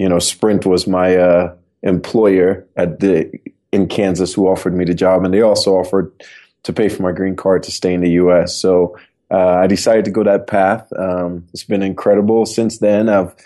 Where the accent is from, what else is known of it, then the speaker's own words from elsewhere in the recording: Trinidad & Tobago; moved away as an adult; now in United States; I'm originally from Trinidad and Tobago. I came out to the U.S. on a basketball scholarship back in 1996